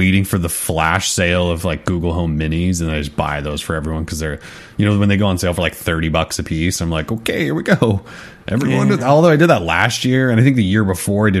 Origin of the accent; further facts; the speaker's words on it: Montana, United States; my family's all Verizon because we're from Montana